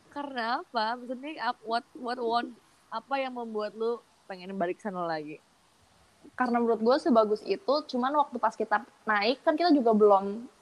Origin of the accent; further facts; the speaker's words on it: Bali, Indonesia; mungkin karena gue uh, besar